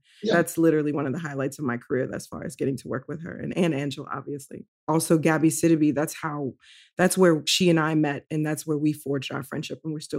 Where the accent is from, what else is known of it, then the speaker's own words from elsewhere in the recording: New Orleans, Louisiana, United States; I'm from New Orleans